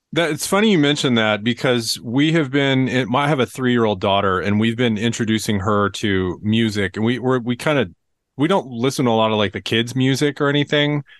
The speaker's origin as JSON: {"language": "English", "town": "Tulsa", "region": "Oklahoma", "country": "United States", "tie": "born or raised there", "said": "growing up in Tulsa"}